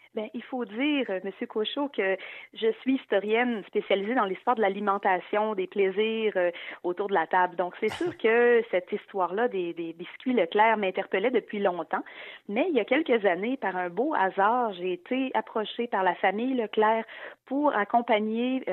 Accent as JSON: {"language": "French", "region": "Quebec", "country": "Canada", "said": "en tant que québécoise"}